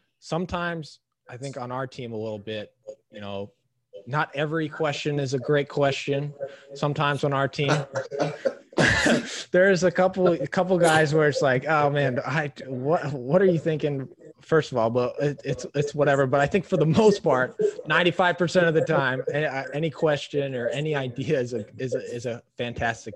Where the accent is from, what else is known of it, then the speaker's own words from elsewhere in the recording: Minnesota, United States; moved away; also born or lived in Omaha, Nebraska; where I grew up in Minnesota